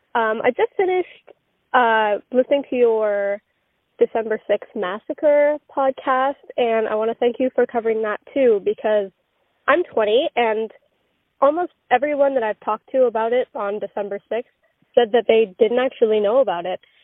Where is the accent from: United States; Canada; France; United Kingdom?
Canada; Bowen Island, British Columbia; moved away; I'm originally from Bowen Island